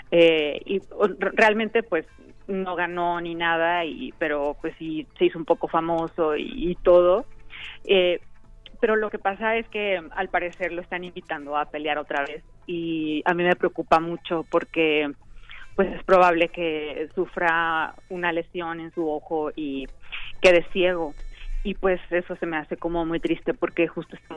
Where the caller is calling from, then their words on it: Philadelphia, Pennsylvania, United States; Desde Filadelfia.